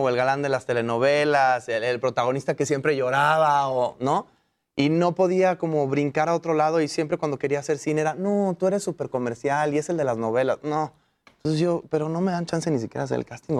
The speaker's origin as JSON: {"language": "Spanish", "country": "Mexico", "said": "todos somos mexicanos de ahí"}